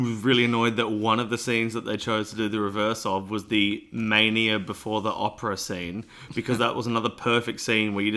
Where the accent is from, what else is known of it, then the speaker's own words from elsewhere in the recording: Australia; I say footpath because I'm Australian.